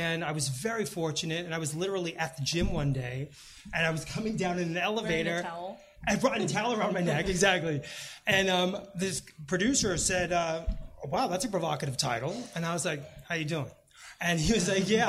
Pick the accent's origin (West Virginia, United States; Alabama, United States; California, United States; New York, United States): New York, United States; I grew up in New York